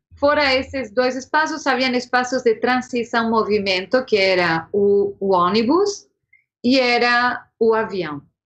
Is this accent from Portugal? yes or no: no; Montevideo, Uruguay; Portuguese is a second language; moved away as an adult; also born or lived in São Paulo, Brazil; now in Brazil; Eu sou de Montevideo